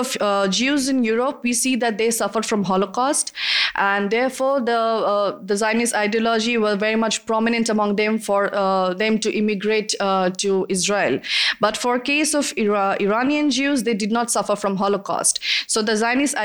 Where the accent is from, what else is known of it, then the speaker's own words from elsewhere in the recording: India; I'm from India